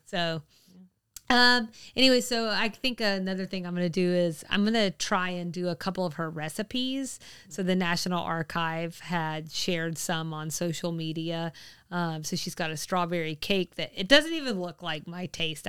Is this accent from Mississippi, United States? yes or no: no; Georgia, United States; what has always been my home state.